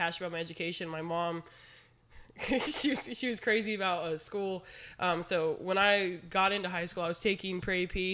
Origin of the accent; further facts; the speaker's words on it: San Antonio, Texas, United States; also born or lived in Ohio / Arkansas; I was born in San Antonio. Then we moved. Then we came back. And then I was in school from preschool all the way till high school. So I went to Brandeis High School